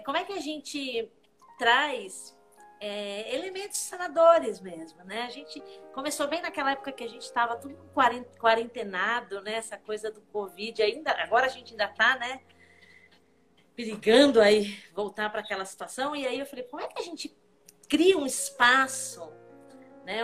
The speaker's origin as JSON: {"language": "Portuguese", "country": "Portugal", "said": "sou portuguesa, né, não sou alemã"}